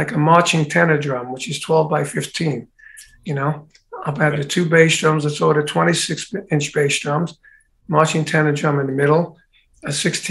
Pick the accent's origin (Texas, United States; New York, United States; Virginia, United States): New York, United States; New York City; I grew up in Brooklyn